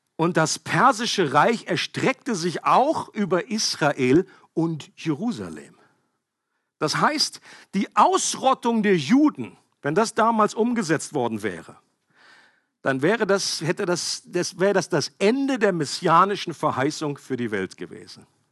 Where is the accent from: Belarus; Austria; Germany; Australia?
Germany; ich als Deutscher